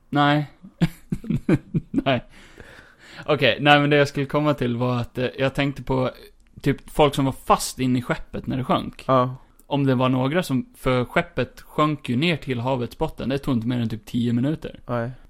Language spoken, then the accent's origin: Swedish; Skåne, Sweden; Jag är skåning.